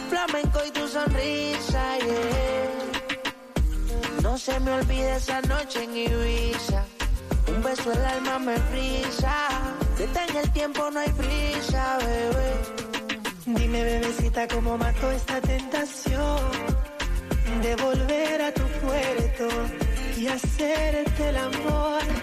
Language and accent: Spanish; Venezuela; de Venezuela.